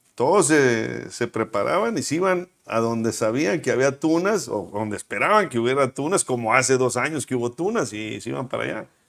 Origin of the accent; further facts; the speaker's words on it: Monterrey, Nuevo León, Mexico; nací aquí en Monterrey, con mis papás también nacidos en Monterrey